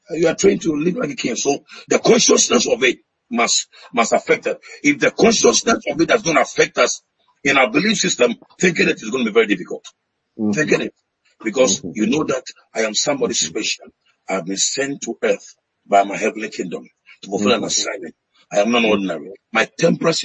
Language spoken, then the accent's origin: English; Ghana; I came through Ghana, but I'm not a Ghanaian.